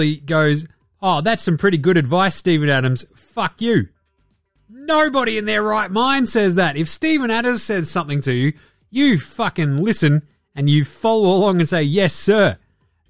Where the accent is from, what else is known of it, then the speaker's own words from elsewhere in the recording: Ballarat, Victoria, Australia; I grew up in Ballarat